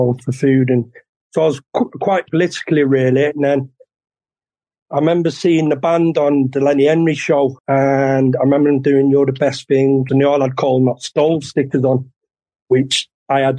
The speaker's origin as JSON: {"language": "English", "town": "Manchester", "region": "North West England", "country": "United Kingdom", "tie": "born or raised there", "said": "a painting place in Longsight, where I grew up in Manchester"}